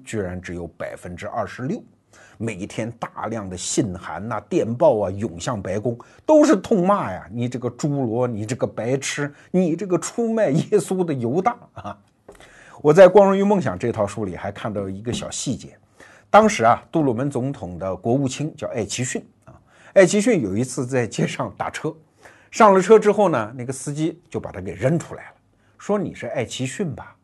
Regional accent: China; 我们中国人

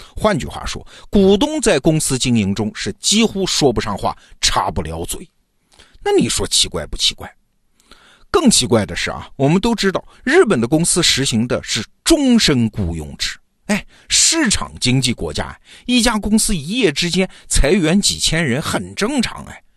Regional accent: China; 我们中国人

